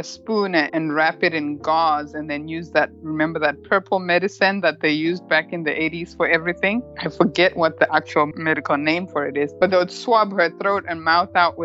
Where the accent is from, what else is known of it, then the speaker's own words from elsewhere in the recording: Murewa, Mashonaland East, Zimbabwe; moved away as an adult; also born or lived in United Kingdom; now in Bellevue, United States; I was born in Murewa, Zimbabwe